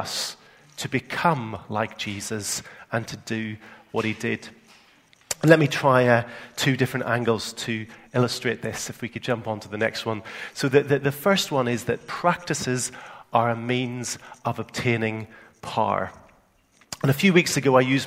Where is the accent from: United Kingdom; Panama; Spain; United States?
United Kingdom; Northern Ireland; accent: Northern Ireland; moved away; my Northern Ireland accent